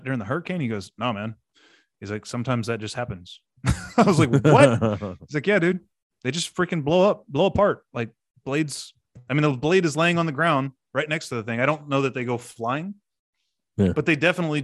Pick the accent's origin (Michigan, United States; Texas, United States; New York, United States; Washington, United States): Texas, United States; near Corpus Christi; the area I grew up in down near Corpus